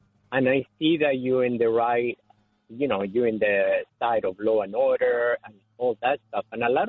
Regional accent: New York City, New York, United States; now in Florida, United States; I am in sunny Florida, but I'm a New Yorker. I lived in Queens most of my life.

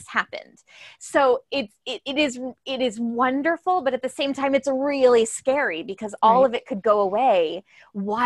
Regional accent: United States; as American artists

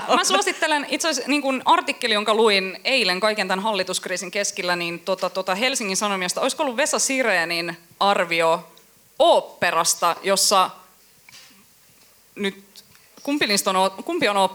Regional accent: Kuusankoski, Kymenlaakso, Finland; Joo, mä muistan pari kesää sitten, mä oon Kuusankoskelta kotoisin ja kävin siellä sitten kylässä ja...

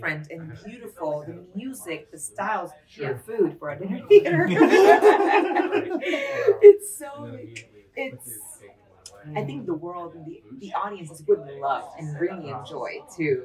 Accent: Panama; moved away as an adult; now in United States; as an immigrant here. I'm from Panama. I moved to the United States 9 years ago.

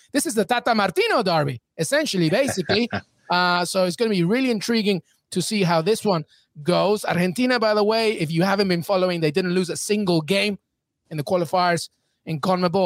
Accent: England, United Kingdom; moved away as an adult; now in United States; I grew up in England

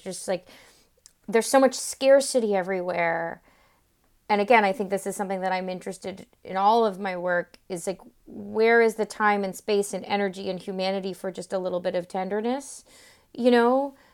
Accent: Florida, United States; I'm from Florida

